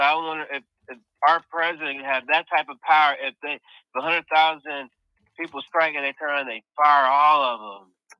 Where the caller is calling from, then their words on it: Illinois, United States; calling from Southern Illinois.